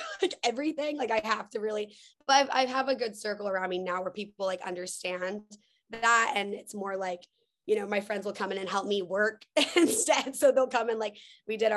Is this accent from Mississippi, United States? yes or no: no; Texas, United States; moved away as an adult; now in Los Angeles, United States; I'm from Texas. I grew up on a farm